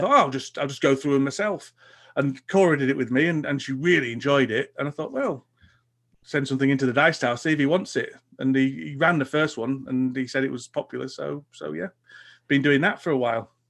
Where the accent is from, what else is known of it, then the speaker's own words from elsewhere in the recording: Huddersfield, Yorkshire and the Humber, United Kingdom; in Huddersfield, my hometown, I run